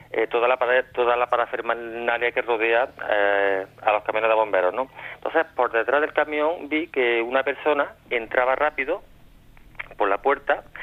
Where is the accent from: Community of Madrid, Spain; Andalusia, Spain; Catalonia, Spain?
Andalusia, Spain; Córdoba; los que somos de Córdoba, en concreto yo y otro compañero mío